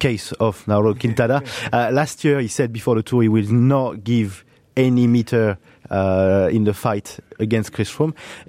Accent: France; accent: French; English is a second language; you guess with my accent, he's also a big hope for me.

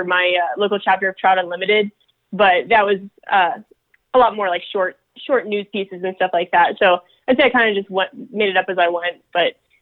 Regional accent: Pennsylvania, United States; now in Colorado, United States; I grew up in Pennsylvania

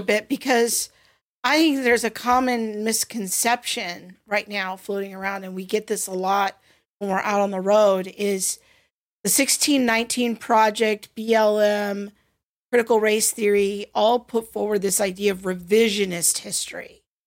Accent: Covina, California, United States; I grew up in Covina, California, kind of adjacent in 80s and 90s

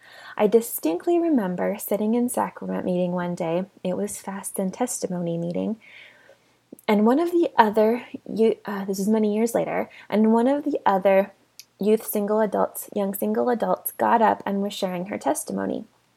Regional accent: South Island, New Zealand; I grew up in the South Island of New Zealand, where Mormons were few and far between

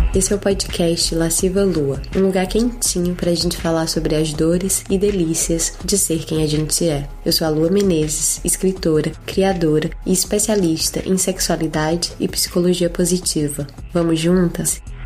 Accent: Fortaleza, Ceará, Brazil; moved away as an adult; now in New Zealand; Eu nasci em Fortaleza, já estava ali na capital

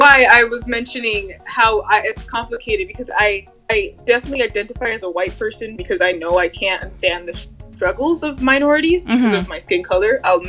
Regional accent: Los Angeles, California, United States; I did grow up in LA, yes.

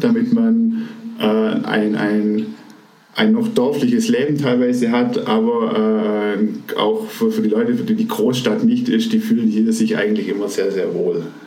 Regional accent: Aalen, Baden-Württemberg, Germany; ich bin aufgewachsen im, ich nenne es mal schönen Aalen. Das ist eine Stadt äh, in der Nähe von Stuttgart

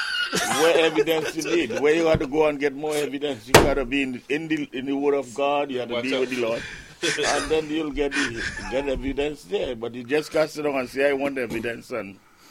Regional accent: Freeport, New York, United States; Long Island. We from Freeport.

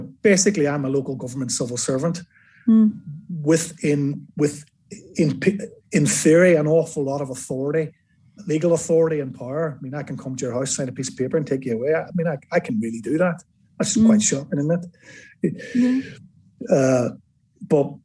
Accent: Northern Ireland, United Kingdom; now in England; I'm from Northern Ireland

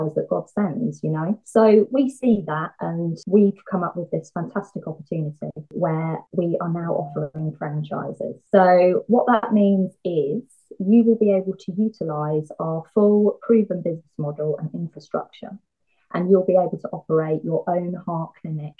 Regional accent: Bury St Edmunds, East of England, United Kingdom; my hometown of Bury St Edmunds

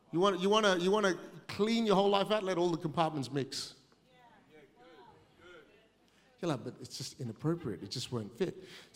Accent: Australia; I'm too Asian to be Aussie, but I'm too Aussie to be Asian, so I fit nowhere.

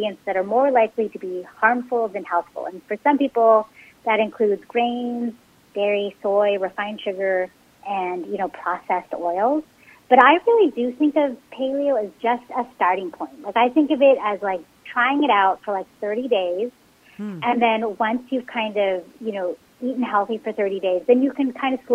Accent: San Francisco Bay Area, California, United States; born or raised there

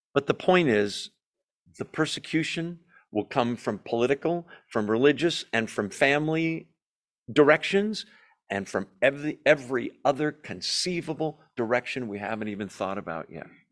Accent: United States; we as American Christians

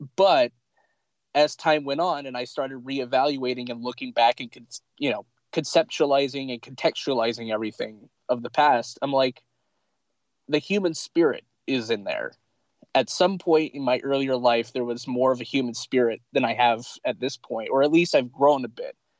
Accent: Pendleton, Oregon, United States; also born or lived in Lincoln City, Oregon / Eugene, Oregon; I was born in Lincoln City, Oregon, and for 22 years of my life, mostly I've lived in in Pendleton

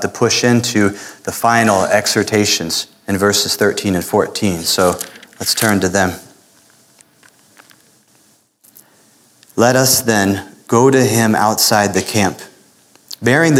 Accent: Florida, United States; moved away; the little Spanish that I learned growing up in Florida

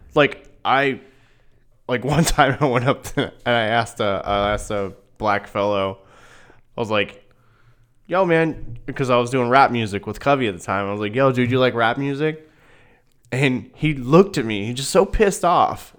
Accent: Newton, Iowa, United States; I'm from Newton, thirty miles east of you

